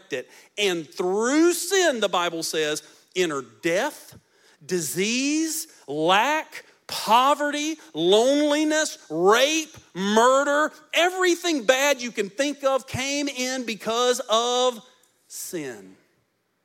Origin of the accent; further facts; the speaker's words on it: United States; I'm an American